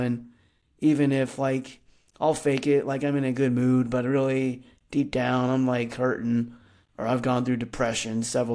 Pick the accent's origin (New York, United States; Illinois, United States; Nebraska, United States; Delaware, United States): Nebraska, United States; Fremont; now in Lincoln, United States; I grew up in Fremont, Nebraska, which is about a smaller town, about an hour from Lincoln, Nebraska